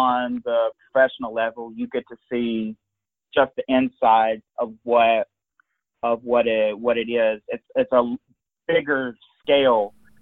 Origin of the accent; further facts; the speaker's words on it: Birmingham, Alabama, United States; moved away as an adult; now in Cleveland, United States; So originally I am from Birmingham, Alabama.